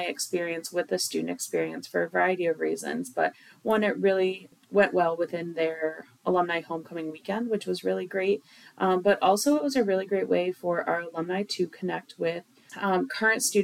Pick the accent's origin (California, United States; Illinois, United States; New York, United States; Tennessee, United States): New York, United States; Jamestown; I'm originally from Jamestown, New York, which is about an hour south of here on Chautauqua Lake